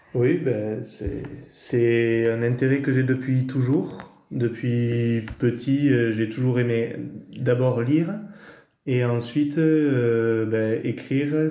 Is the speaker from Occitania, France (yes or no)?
yes; Campan, Occitania, France; also born or lived in Bordeaux; J'ai grandi à Campan, donc dans les, dans les Hautes-Pyrénées